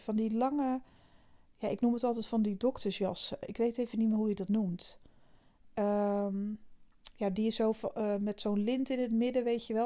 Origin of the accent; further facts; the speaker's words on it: Zeeland, Netherlands; Ik kom uit Zeeland, ik ben hier regelmatig bij mijn vriend